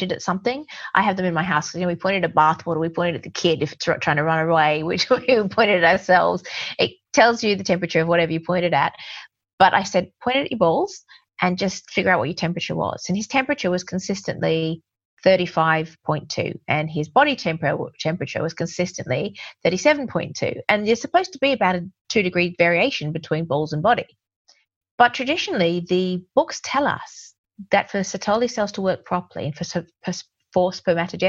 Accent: Australia; now in England, United Kingdom; I'm an Aussie

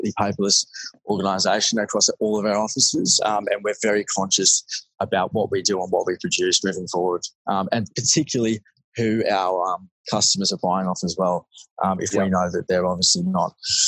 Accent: Melbourne, Victoria, Australia; I grew up in Melbourne, obviously studied at school, didn't do too well, unfortunately

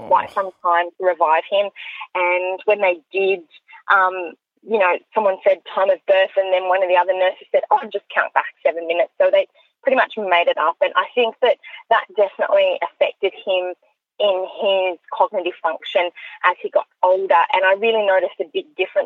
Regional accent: Orange, New South Wales, Australia; moved away as an adult; now in Sydney, Australia; I grew up in Orange, so country New South Wales

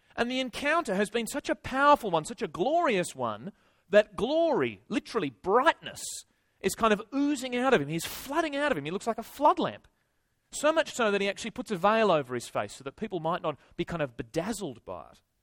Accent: Tasmania, Australia; moved away as an adult; now in Sydney, Australia; I'm originally from Tasmania

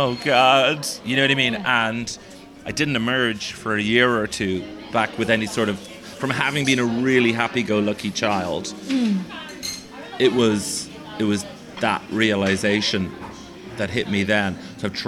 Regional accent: Dublin, Leinster, Ireland; I see myself as an Irish person and a Dubliner and someone from Leinster

